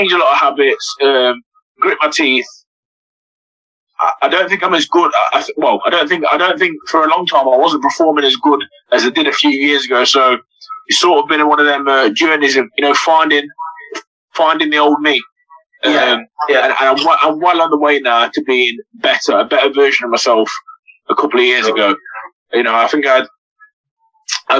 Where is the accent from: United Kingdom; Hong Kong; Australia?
United Kingdom; Burton upon Trent, West Midlands; I'm from Burnham Trent